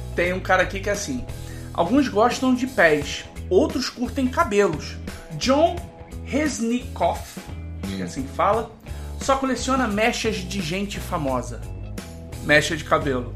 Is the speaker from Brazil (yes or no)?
yes; Brazil; a gente cresceu num Brasil ainda muito fechado